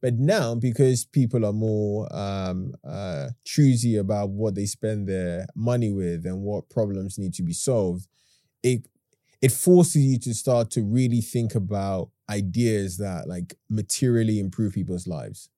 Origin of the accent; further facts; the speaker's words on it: London, United Kingdom; also born or lived in Ghana; I was born in Hackney in nineteen ninety-four. I went to live in Ghana for ten years. I came back here when I was, what, ten?